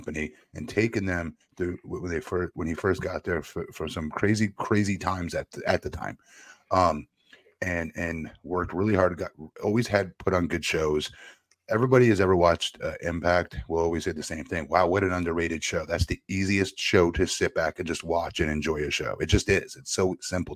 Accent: Florida, United States; here in my home state of Florida

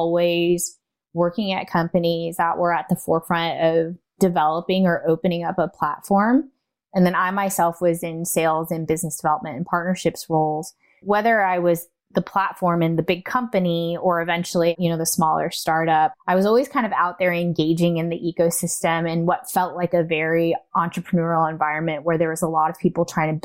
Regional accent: California, United States; also born or lived in Taiwan; I am from Taiwan and am a first-generation immigrant. I came when I was two, so, you know, culturally and norms-wise, I grew up as a California-American kid.

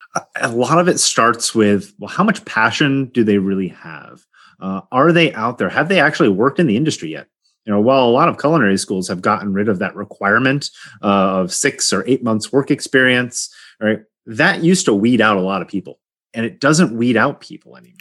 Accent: Poughkeepsie, New York, United States; moved away as an adult; now in California, United States; I grew up in Poughkeepsie

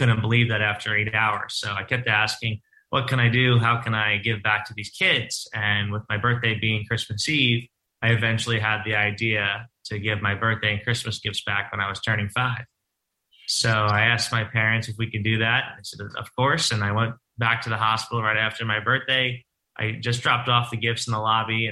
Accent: Lynbrook, New York, United States; I'm born and raised on Long Island in Lynbrook

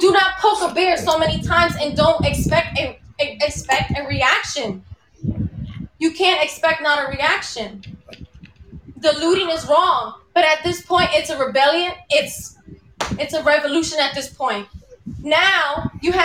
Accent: Dominican Republic; I'm not Indian. I'm Dominican. I'm black.

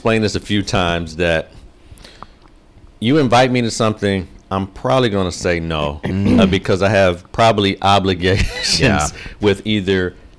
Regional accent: Detroit, Michigan, United States; I'm from Detroit.

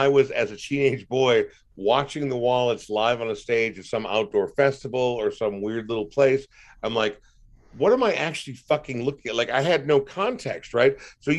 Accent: Coon Rapids, Minnesota, United States; also born or lived in Portland, Oregon; now in Minneapolis, United States; I grew up in Coon Rapids. So when I moved to Minneapolis when I was 19

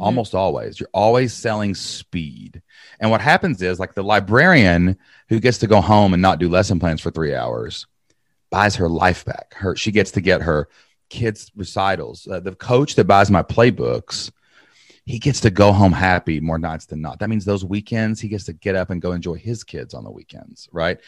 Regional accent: Kentucky, United States; I'm from Kentucky

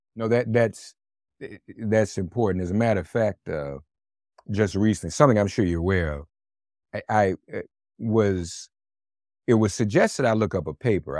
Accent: Nashville, Tennessee, United States; Vanderbilt University in Nashville, Tennessee, my hometown

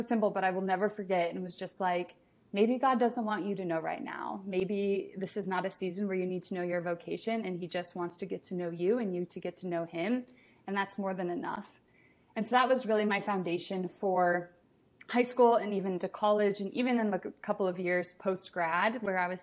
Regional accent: a suburb of Indianapolis, United States; moved away as an adult; now in Washington, D.C., United States; I'm from Indiana, a suburb of Indianapolis, and I recently, well, I guess not recent anymore, about 2 years ago, moved out to Washington, D.C.

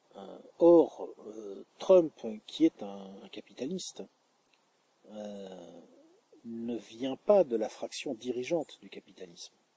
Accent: France; en tant que français

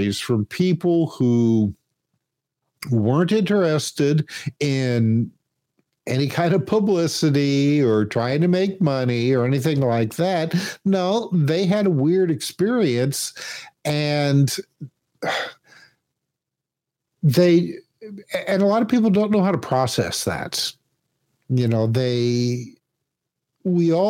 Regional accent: Indiana, United States; I grew up in Indiana

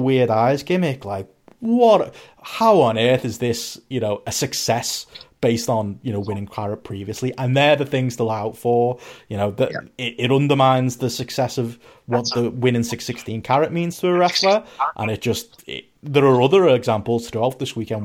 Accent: Liverpool, North West England, United Kingdom; and then I say Liverpool

